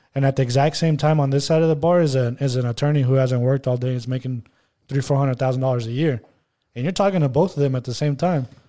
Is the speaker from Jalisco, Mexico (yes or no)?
no; Monterrey, Nuevo León, Mexico; first language Spanish; English is a second language; I was in Monterrey, like, six months out of the year until I was, like, eighteen